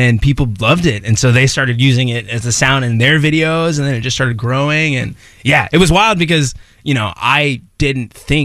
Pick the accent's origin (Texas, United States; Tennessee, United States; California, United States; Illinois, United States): Texas, United States; Allen; Allen, Texas